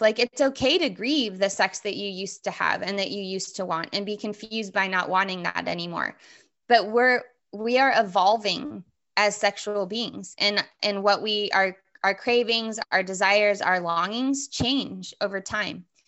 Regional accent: Southern California, United States; I grew up in Southern California

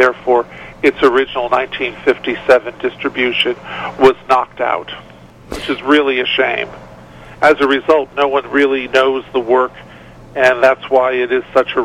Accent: New York, United States; as a New Yorker

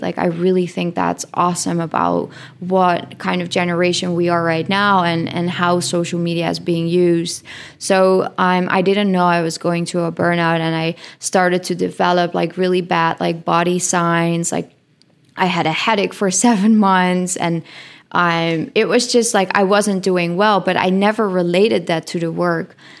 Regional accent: Netherlands; English is a second language; moved away as an adult; I come from the Netherlands

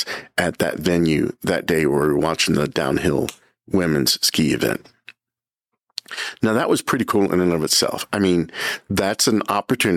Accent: United States; I'm an American

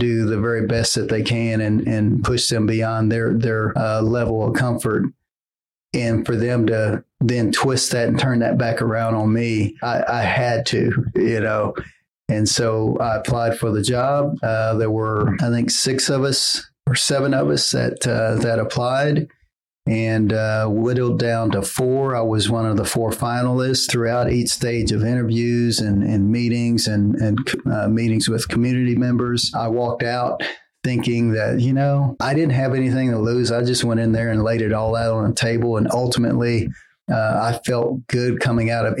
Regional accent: Tulsa, Oklahoma, United States; I'm born and raised in Tulsa. Been here my entire life

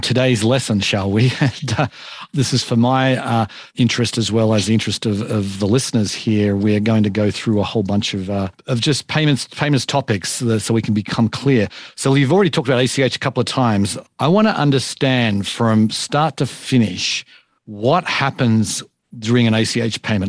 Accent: Australia; I'm from Australia

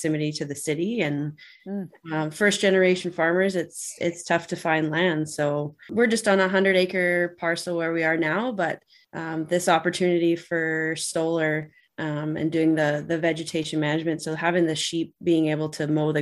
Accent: Vancouver Island, British Columbia, Canada; now in Alberta, Canada; Ryan and I grew up on Vancouver Island

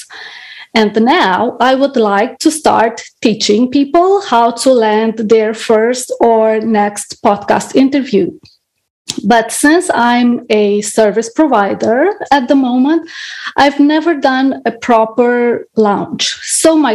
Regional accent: Romania; I come all the way from Romania

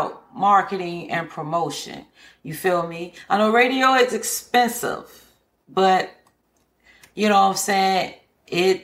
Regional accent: Chicago, Illinois, United States; I'm born and raised in Chicago

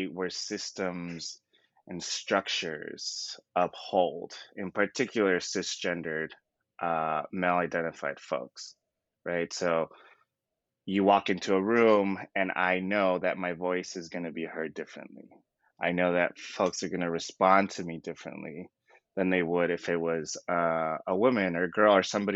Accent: Southern California, United States; born and raised in Southern California

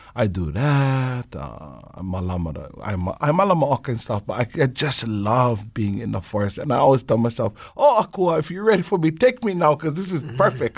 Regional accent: Hawaii Island, United States; now in Oahu, United States; I live out here on the island of Oahu. I'm originally from Hawaii Island.

